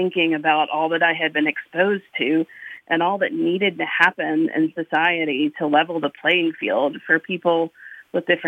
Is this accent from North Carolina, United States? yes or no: yes; Eastern North Carolina, United States; I grew up in Eastern North Carolina. I was born and raised there